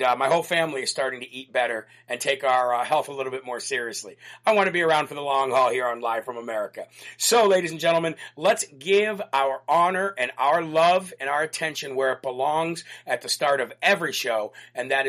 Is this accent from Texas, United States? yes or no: no; Illinois, United States; moved away; Illinois, which is my home state